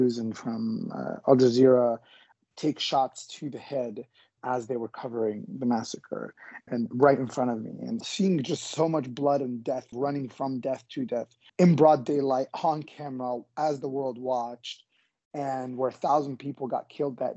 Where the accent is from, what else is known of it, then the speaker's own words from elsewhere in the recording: Midwest, United States; I'm an Egyptian American. I grew up in the Midwest most of my life